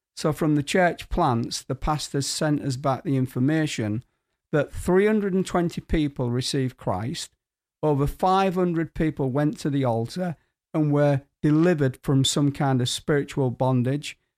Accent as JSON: {"language": "English", "town": "Hull", "region": "Yorkshire and the Humber", "country": "United Kingdom", "tie": "born or raised there", "also_born_or_lived": "Guatemala", "moved": "yes", "said": "my hometown of Kingston upon Hull"}